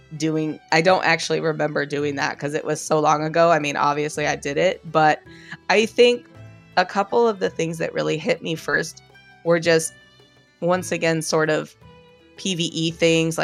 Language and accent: English; San Diego, California, United States; I grew up in San Diego